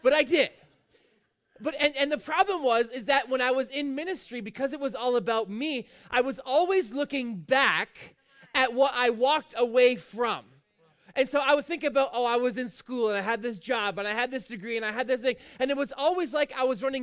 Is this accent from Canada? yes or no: yes; Fort Erie, Ontario, Canada; I've lived basically in Fort Erie my whole life.